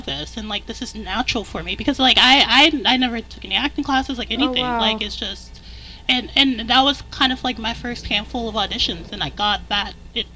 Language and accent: English; Las Vegas, Nevada, United States; moved away as an adult; also born or lived in New York; now in Philadelphia, United States; I'm originally from North Las Vegas, born and raised in Las Vegas